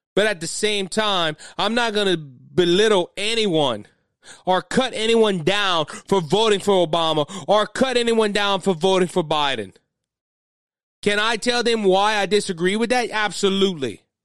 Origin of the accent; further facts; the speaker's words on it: South Louisiana, United States; I'm from the South, and I'm from the way South. I'm not, I'm not up North Louisiana like the Duckmen are. I am way down there, uh, close to the Bayou.